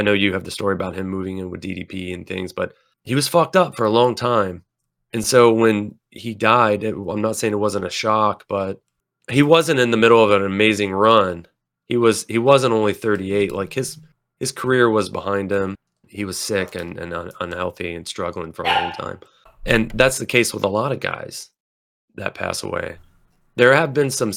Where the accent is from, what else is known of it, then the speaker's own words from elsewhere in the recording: the South, United States; we're from the South